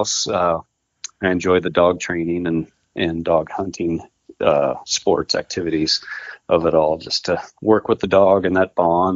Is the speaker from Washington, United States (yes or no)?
yes; Ephrata, Washington, United States; moved away as an adult; also born or lived in Texas / Oklahoma / New Jersey; I grew up in Ephrata, you know, Moses Lake area, the Columbia Basin